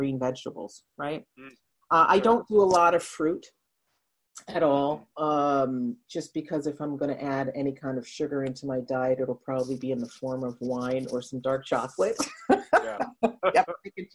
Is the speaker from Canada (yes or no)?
no; Netherlands; moved away; I grew up in Holland, I'm part Dutch, and cheese is a huge part of her culture. So I grew up with cheese all around me